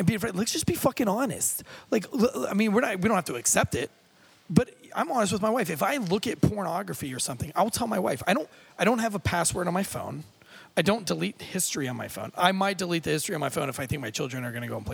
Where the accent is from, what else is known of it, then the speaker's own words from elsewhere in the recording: United States; I was raised here in America